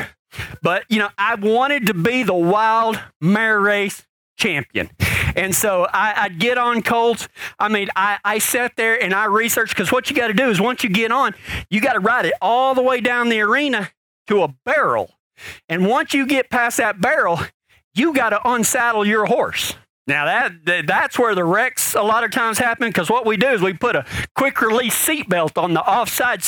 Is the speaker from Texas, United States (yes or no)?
yes; Pecos, Texas, United States; I was born in Pecos, Texas